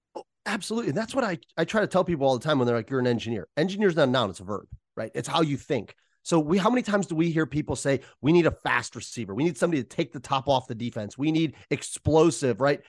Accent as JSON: {"language": "English", "region": "Ohio", "country": "United States", "tie": "born or raised there", "moved": "yes", "lives_now": "Chicago, United States", "said": "my home or my hometown"}